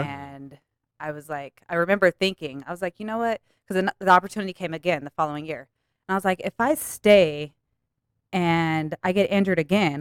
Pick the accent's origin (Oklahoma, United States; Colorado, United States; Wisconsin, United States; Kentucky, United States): Colorado, United States; Denver; also born or lived in Aurora, Colorado; Born and raised in Denver.